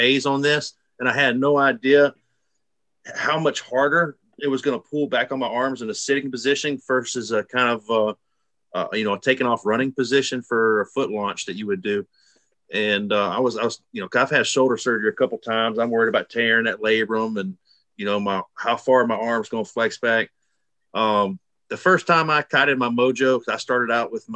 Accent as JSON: {"language": "English", "region": "Alabama", "country": "United States", "said": "I'm from Alabama, flatlander"}